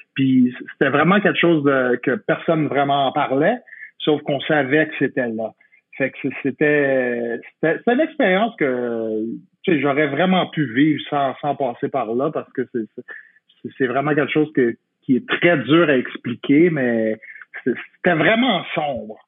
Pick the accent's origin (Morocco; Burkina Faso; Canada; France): Canada; Quebec; je suis québécois comme toi